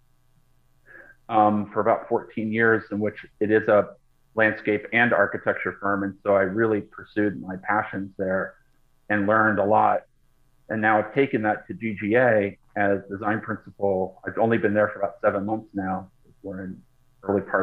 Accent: Boston, Massachusetts, United States; moved away as an adult; now in Los Angeles, United States; Boston, which is where I grew up. So I grew up mostly on the East Coast

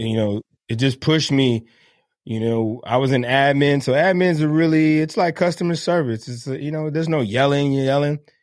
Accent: Miami, Florida, United States; moved away as an adult; I grew up in Miami, Florida

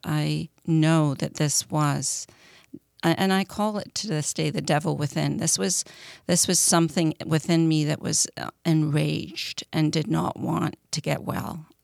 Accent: Scotland, United Kingdom; I grew up in Scotland

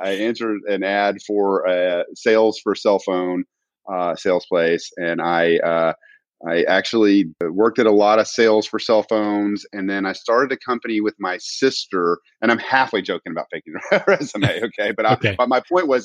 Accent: Alexandria, Louisiana, United States; also born or lived in Houston, Texas; now in Austin, United States; I am from Louisiana. I was born and raised in Alexandria, Louisiana

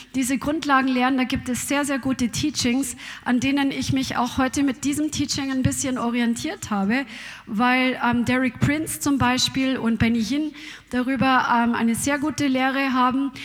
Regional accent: Germany; Bei uns in Deutschland

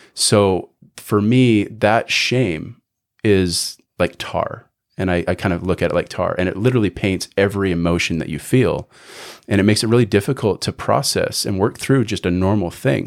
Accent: Canada; moved away as an adult; now in United States; born and raised in Canada, lived there till I was about eighteen

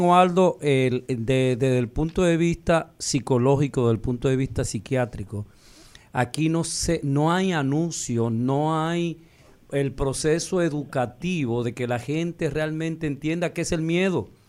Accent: Dominican Republic; nosotros los dominicanos

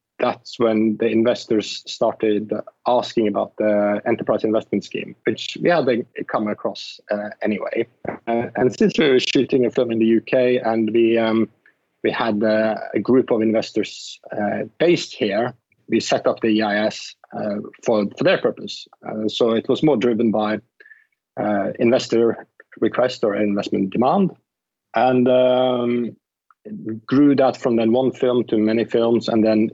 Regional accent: Norway; moved away as an adult; now in London, United Kingdom; I come from Norway. So I actually started in television in Norway as a TV presenter on a Saturday night show when I was 14

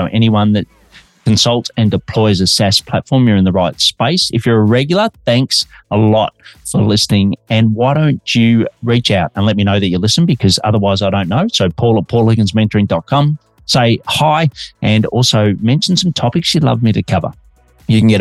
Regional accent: Australia; now in Melbourne, Australia; I'm an Aussie working globally from Melbourne, Australia.

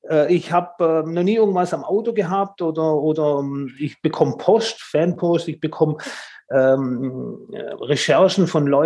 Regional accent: Tübingen, Baden-Württemberg, Germany; born there; accent: Swabian; Ich bin ähm, Italiener, ja, aber ich bin in Deutschland geboren, in Tübingen.

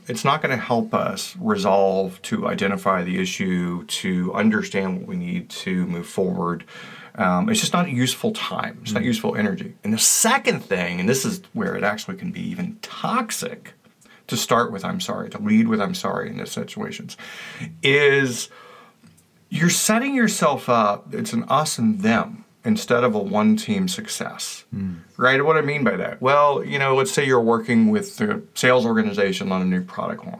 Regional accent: the South, United States; I was raised in the South

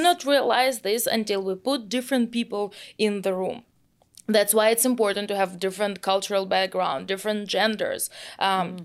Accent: Moscow, Russia; English is a second language; moved away as an adult; now in San Francisco, United States; I grew up in Moscow, uh, in Russia

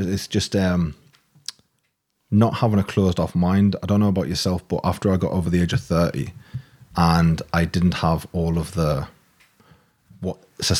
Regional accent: Newcastle, North East England, United Kingdom; moved away as an adult; I'm from Newcastle originally.

